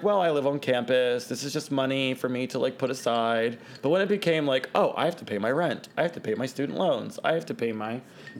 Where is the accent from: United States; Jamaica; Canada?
United States; Westminster, Maryland; also born or lived in Baltimore, Maryland; I waited tables for 4 years in my hometown in this place that's not there anymore. It was called Harry's Main Street Grill. Shout out to Westminster, Maryland.